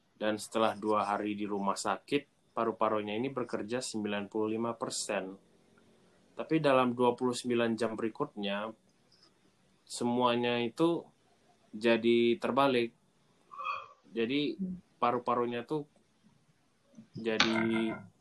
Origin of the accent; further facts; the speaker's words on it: Pekanbaru, Riau, Indonesia; aku dari Pekanbaru jadi kalau kalian nggak tahu di Pekanbaru di Riau